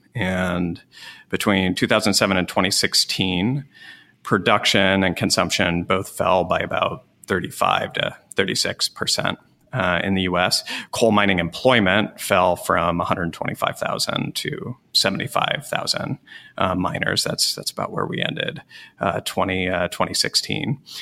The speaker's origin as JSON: {"language": "English", "region": "Wyoming", "country": "United States", "tie": "born or raised there", "said": "I grew up in Wyoming"}